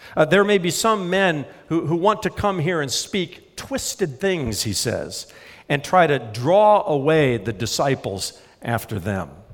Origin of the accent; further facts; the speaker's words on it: Indiana, United States; I grew up in Indiana near cornfields.